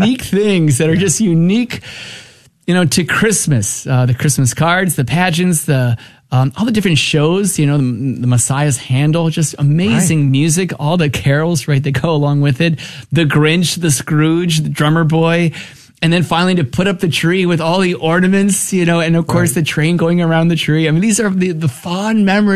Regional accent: New Jersey, United States; I was born and raised in New Jersey

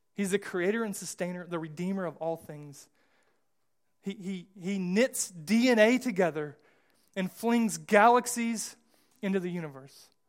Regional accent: United States; I, I'm American

